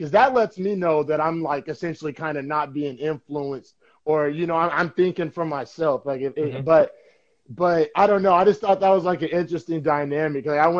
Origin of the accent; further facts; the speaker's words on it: Oklahoma, United States; So, you know, I came from Oklahoma and as everybody knows, Oklahoma is pretty much like a red state